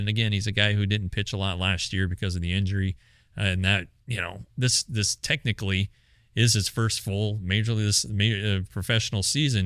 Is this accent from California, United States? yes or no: no; Colorado, United States; I'm I'm from Colorado